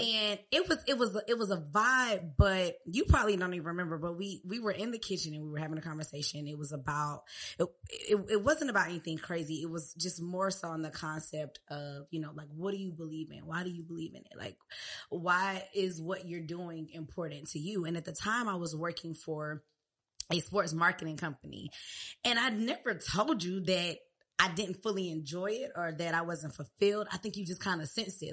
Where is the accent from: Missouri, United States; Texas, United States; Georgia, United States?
Georgia, United States; Riverdale; also born or lived in Clayton County, Georgia / Hampton, Virginia; I'm from Riverdale. Riverdale, born at Crawford Long